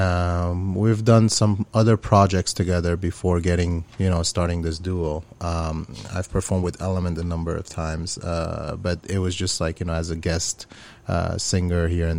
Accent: Aleppo, Aleppo Governorate, Syria; moved away; I grew up in Syria, in Aleppo, Syria.

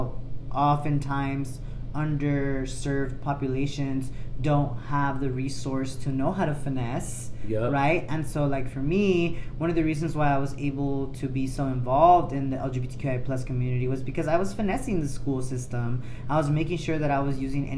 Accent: Los Angeles, California, United States; I grew up closer to Manchester

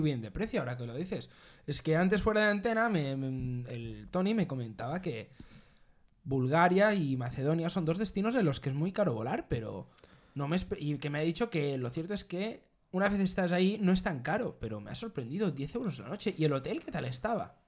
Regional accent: Mallorca, Balearic Islands, Spain; ambos somos de Mallorca

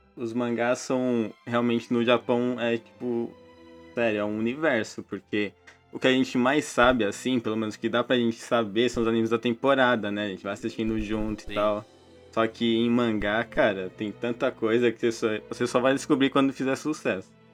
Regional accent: São Paulo, Brazil; Eu sou de São Paulo

